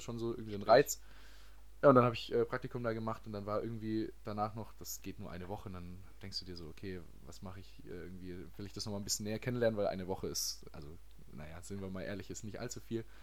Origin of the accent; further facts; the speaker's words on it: Baden-Baden, Baden-Württemberg, Germany; moved away as an adult; now in France; ich komme aus Baden-Baden.